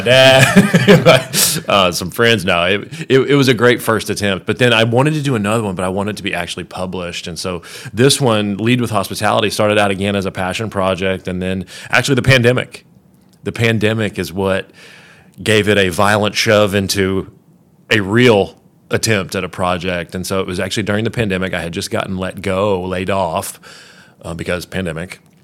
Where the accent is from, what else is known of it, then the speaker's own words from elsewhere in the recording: Kentucky, United States; moved away; also born or lived in Florida; I was a basketball guy growing up in Kentucky